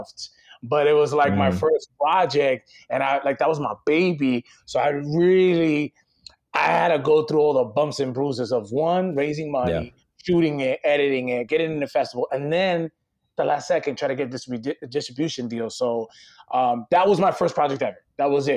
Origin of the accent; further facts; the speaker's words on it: Connecticut, United States; moved away as an adult; also born or lived in Washington Heights, New York / South Bronx, New York; now in New York, United States; I grew up in Connecticut